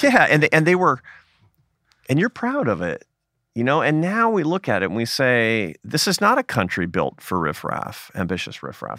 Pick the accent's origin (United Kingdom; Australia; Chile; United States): United States; I'm a Catholic, uh, but I'm an American Catholic